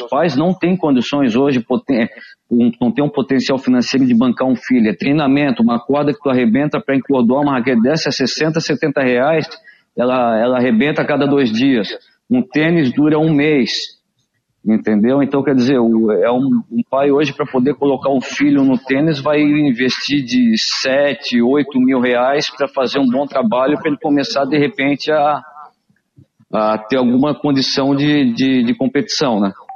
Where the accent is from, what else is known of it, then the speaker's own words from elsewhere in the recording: Florianópolis, Santa Catarina, Brazil; eu nasci aqui em Florianópolis